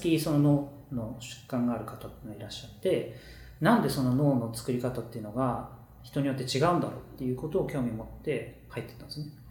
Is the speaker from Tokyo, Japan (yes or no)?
no; Chiba, Japan; born or raised there; also born or lived in Kashima, Ibaraki